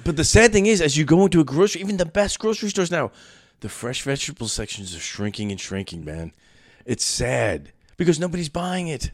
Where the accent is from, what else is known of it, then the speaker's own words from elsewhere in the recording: New York City, New York, United States; moved away; I grew up in Brooklyn